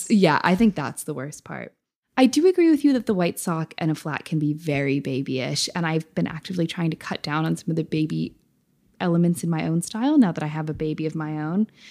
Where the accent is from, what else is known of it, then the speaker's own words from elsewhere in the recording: United States; moved away; also born or lived in United Kingdom; I'm still an American at heart